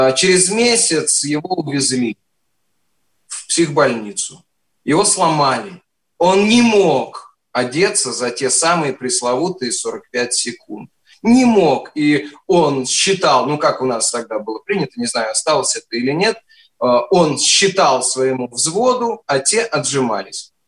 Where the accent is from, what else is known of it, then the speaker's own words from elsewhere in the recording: Penza, Penza Oblast, Russia; moved away; also born or lived in Moscow; вообще из Пензы, но призывался из Москвы